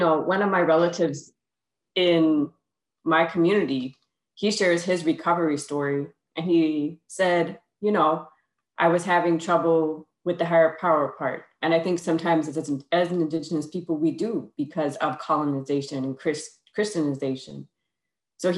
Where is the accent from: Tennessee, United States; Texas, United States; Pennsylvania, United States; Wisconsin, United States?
Wisconsin, United States; Bad River Band of Lake Superior Ojibwe; now in Manistee, United States; I come from the Kiwanabe Indian community and the Bad River Band of Lake Superior Ojibwe, also known as the LaPointe